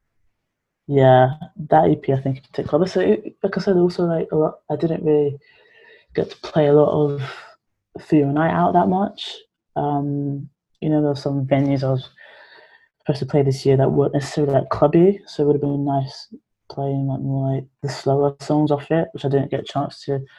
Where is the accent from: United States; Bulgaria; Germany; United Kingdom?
United Kingdom; London; born or raised there